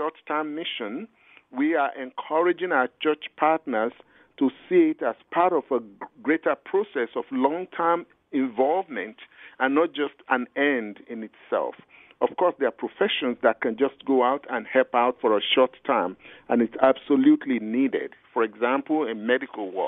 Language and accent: English; Nigeria; I'm a Nigerian.